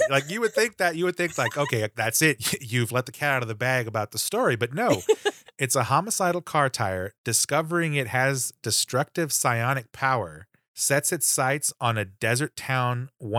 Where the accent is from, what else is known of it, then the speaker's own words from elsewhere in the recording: Texas, United States; I grew up in Texas